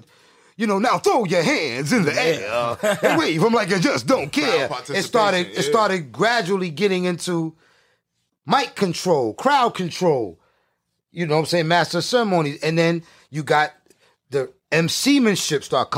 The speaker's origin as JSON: {"language": "English", "town": "New York City", "region": "New York", "country": "United States", "said": "I'm from Brooklyn."}